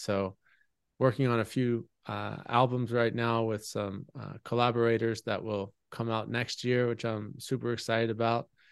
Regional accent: United States; my community growing up in America

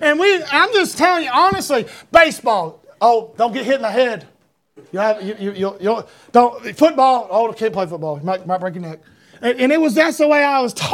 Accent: Talmo, Georgia, United States; as a boy, we lived in a mobile home out in the middle of a community called Talmo, Georgia.

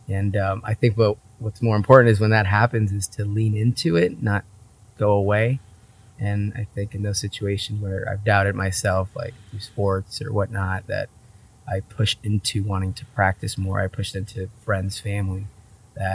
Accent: Vista, California, United States; also born or lived in San Diego / Oregon; I was born in San Diego, but grew up in Vista, Oceanside area

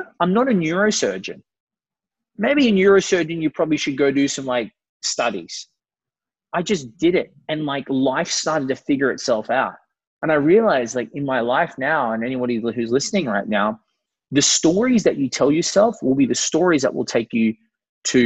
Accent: Brisbane, Queensland, Australia; I'm 32 from Brisbane, Australia

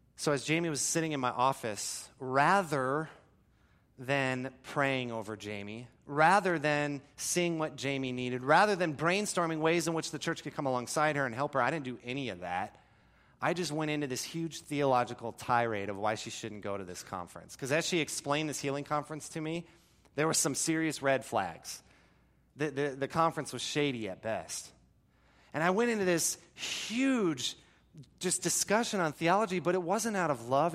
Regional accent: Florida, United States; I grew up in Florida

